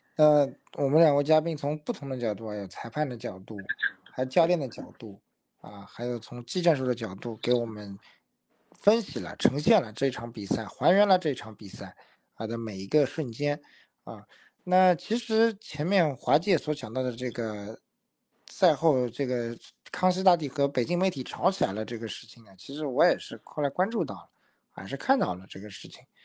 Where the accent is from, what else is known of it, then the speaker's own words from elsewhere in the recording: Shanghai, China; 就觉得我们上海人说方浩的这个突破好像有点一根筋了。